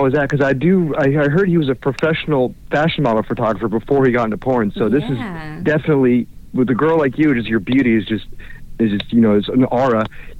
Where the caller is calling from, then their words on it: Orlando, Florida, United States; calling from Orlando.